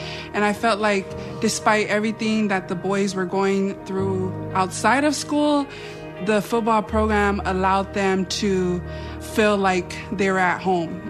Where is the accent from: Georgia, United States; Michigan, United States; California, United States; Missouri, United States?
California, United States; Compton; born or raised there